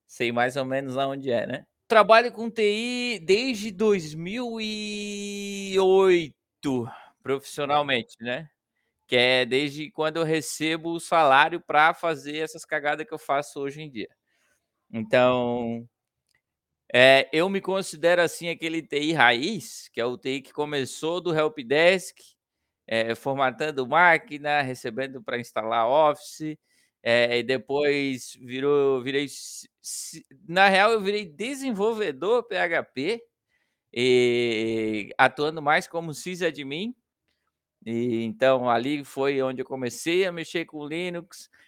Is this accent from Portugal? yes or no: no; São José, Santa Catarina, Brazil; eu sou natural de São José, que fica eh, do ladinho de Florianópolis